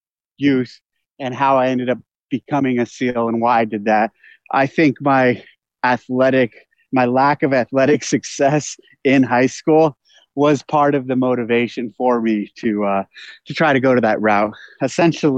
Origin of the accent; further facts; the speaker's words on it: Aromas, California, United States; also born or lived in San Jose, California; I was born in San Jose, California, and I grew up there until I was about second grade. And then from that point, we moved down to Aromas, to this ranch. And we moved to this property. And this is where I grew up with my brother.